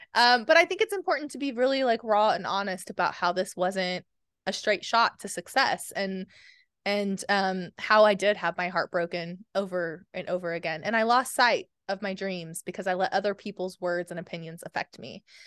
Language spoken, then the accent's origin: English; Oklahoma, United States; I'm from Oklahoma